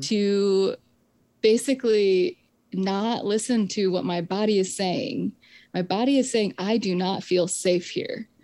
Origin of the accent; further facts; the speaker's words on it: Michigan, United States; I grew up in the Presbyterian Church in America. And we, in Michigan, um, not on the Dutch Reform side of the state